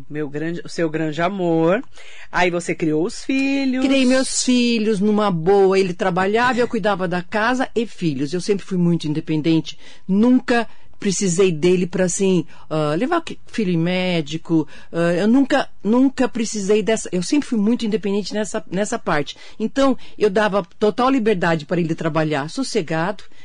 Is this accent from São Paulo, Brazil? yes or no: yes; Suzano, São Paulo, Brazil; Eu nasci em Suzano, é, meu pai médico, a minha mãe era professora